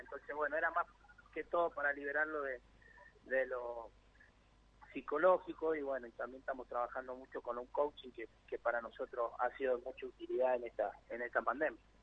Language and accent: Spanish; Mendoza, Argentina; Mendoza, de donde yo soy